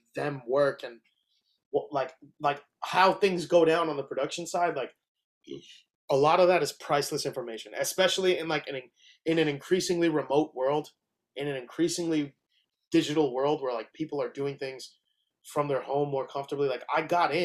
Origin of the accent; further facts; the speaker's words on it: New York City, New York, United States; I'm from the Bronx